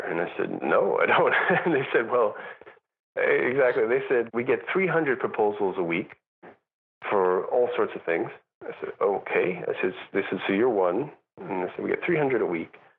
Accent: New York, United States; moved away as an adult; also born or lived in Europe; I'm also a New Yorker

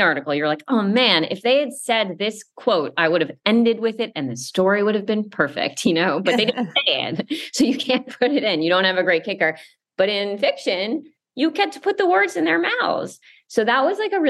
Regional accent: Westchester, New York, United States; I grew up in Westchester outside of New York City. So I'm certainly like a New York person for my entire life

